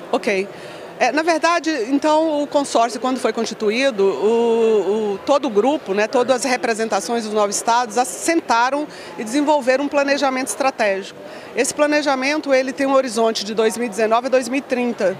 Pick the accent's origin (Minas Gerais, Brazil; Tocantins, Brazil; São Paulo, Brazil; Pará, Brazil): Tocantins, Brazil; also born or lived in Goiânia; now in Brasília, Brazil; Eu venho do Tocantins, na verdade. A minha uhum. família é do Tocantins. Então eu passei parte da minha juventude em Goiânia